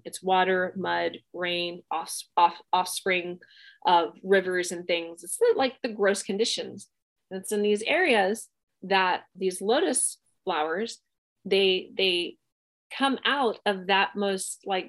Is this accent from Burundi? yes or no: no; Bangkok, Thailand; I grew up in Southeast Asia. I grew up in Bangkok in Thailand and I did my training there